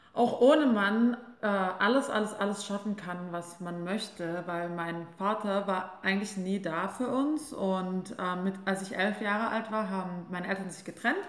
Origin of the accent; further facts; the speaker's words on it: Albstadt, Baden-Württemberg, Germany; moved away as an adult; also born or lived in Mainz; Also ich komme aus der Schwäbischen Alb, aus einem ganz kleinen Dorf, ähm, das nennt sich Ebingen, Albstadt-Ebingen. Und ich fand es, ja, als ich aufgewachsen bin, fand ich es immer ziemlich langweilig